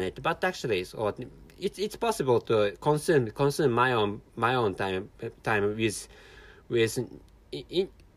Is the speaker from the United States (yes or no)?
no; Japan; first language Japanese; English is a second language; I'm a Japanese person, and my mother tongue is Japanese